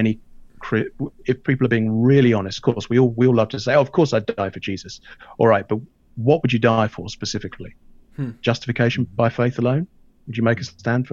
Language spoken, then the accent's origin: English; United Kingdom; I'm British.